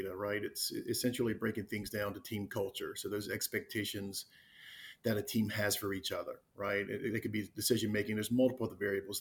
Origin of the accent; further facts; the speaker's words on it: Wilmington, North Carolina, United States; also born or lived in Raleigh, North Carolina; I am from the Wilmington, North Carolina area. I grew up on the East Coast of the U.S.